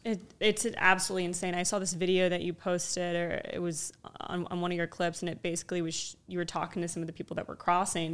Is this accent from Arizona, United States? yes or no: yes; Arizona, United States; moved away; also born or lived in New Mexico; I grew up in Arizona in moved to New Mexico later on